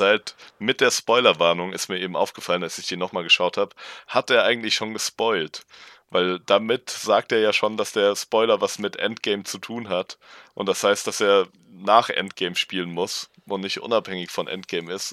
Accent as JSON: {"language": "German", "town": "Darmstadt", "region": "Hesse", "country": "Germany", "tie": "born or raised there", "lives_now": "Marburg, Germany", "said": "Ich bin auch in Darmstadt aufgewachsen"}